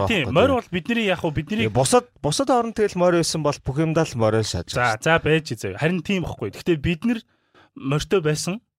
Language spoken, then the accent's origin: Mongolian; Mongolia; би монгол